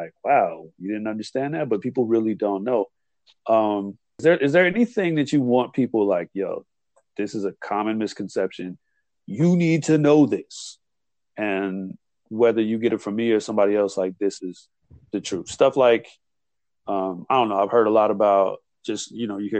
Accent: Illinois, United States; my home state of Illinois

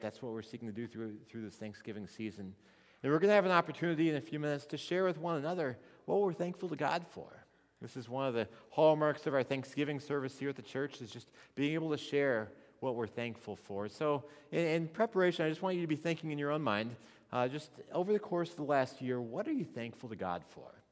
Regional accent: Missouri, United States; I grew up in Missouri.

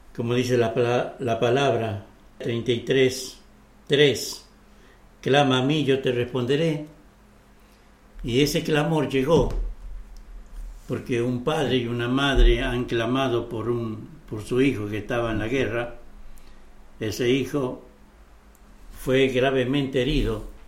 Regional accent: Catamarca, Argentina; yo soy de Catamarca

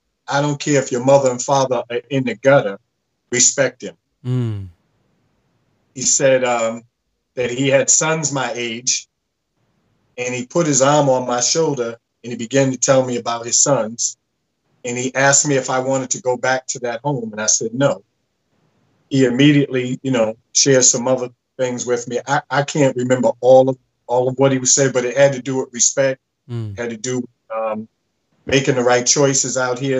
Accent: Boston, Massachusetts, United States; a young man growing up in Boston on the streets, age 16

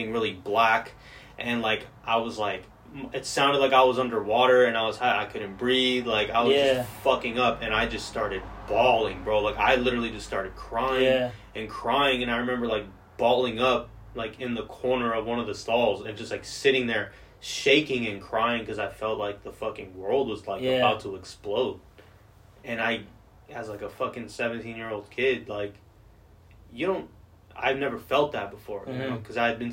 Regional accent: Georgia, United States; I grew up in Georgia

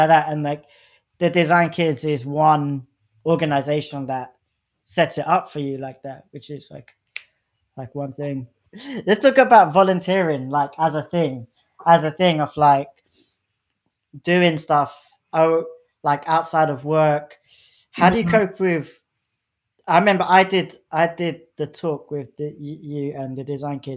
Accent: London, United Kingdom; I'm from London, like I grew up in like northwest London

